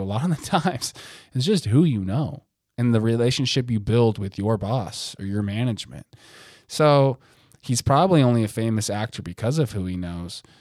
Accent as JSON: {"language": "English", "country": "United States", "said": "I'm American"}